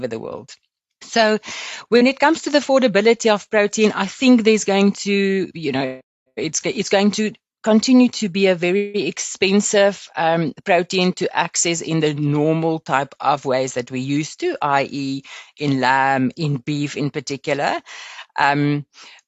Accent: Limpopo, South Africa; I grew up in Limpopo and on a farm

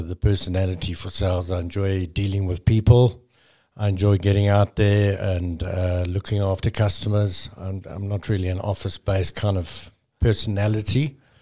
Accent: South Africa

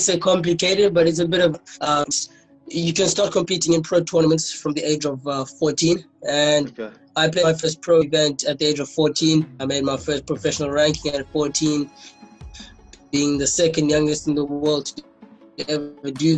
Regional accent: East London, Eastern Cape, South Africa; I was born down in the Eastern Cape, in East London, King Williamstown. Okay. Went to school at Selborne Primary

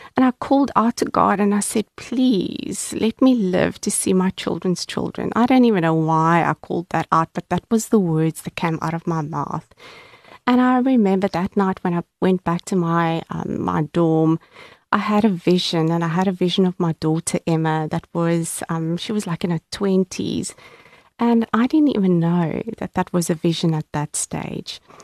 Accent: Cape Town, Western Cape, South Africa; I was born and bred in Cape Town, and um, I grew up in the southern suburbs in a very middle class family

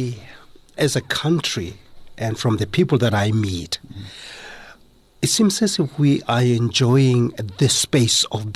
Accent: South Africa; as a South African and a Motswana guy

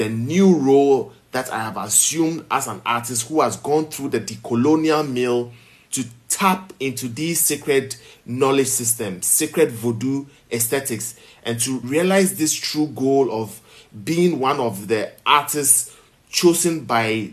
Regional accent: Accra, Greater Accra, Ghana; also born or lived in Volta Region, Ghana / Keta, Ghana; being a child raised as a Catholic in Accra, where you barely saw some of these things in some of the gated communities and the flats that we grew up in.

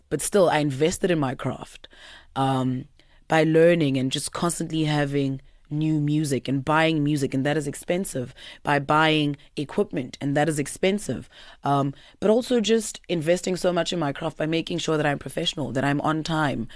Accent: Pretoria, Gauteng, South Africa; also born or lived in Eersterust / Laudium; born and bred in Pretoria

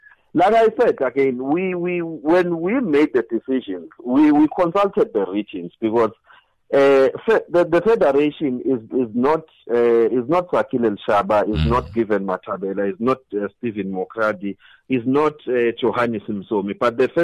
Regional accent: Gert Sibande, Mpumalanga, South Africa; I'm from Khetsibande

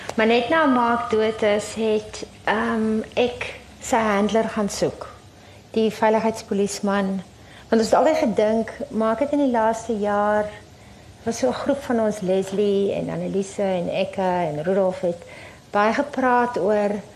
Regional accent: Wellington, Western Cape, South Africa; my tuisdorp connection in Wellington

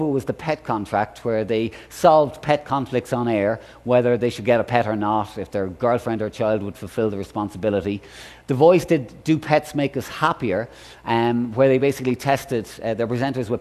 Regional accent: Ireland; I'm Irish

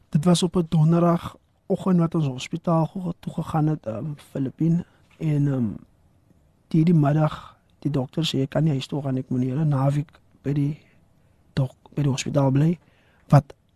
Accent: Valhalla Park, Western Cape, South Africa; soos ek groot geword het in Vaalpark

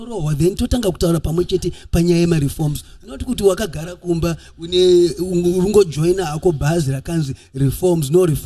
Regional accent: Midlands, Zimbabwe; I'm come from the Midlands. I'm Karanga.

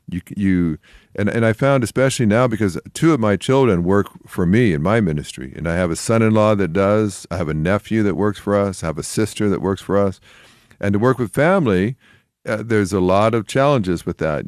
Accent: Canada; I grew up in Canada, and there were not a lot of Christians there

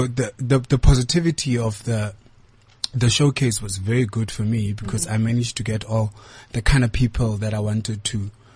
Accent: Kimberley, Northern Cape, South Africa; I am born and bred from, I was born and bred in Kimberley

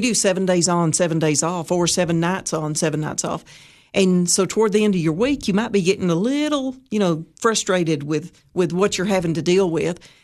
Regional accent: White County, Tennessee, United States; I'm actually from White County

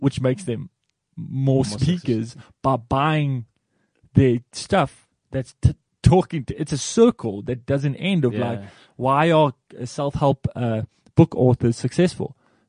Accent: Durban, KwaZulu-Natal, South Africa; I'm from Durban.

